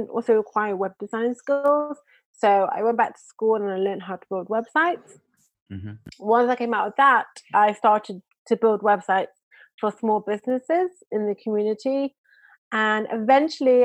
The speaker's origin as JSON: {"language": "English", "town": "Manchester", "region": "North West England", "country": "United Kingdom", "moved": "yes", "lives_now": "Israel", "said": "I'm originally from England, Manchester, England. I now live in Israel."}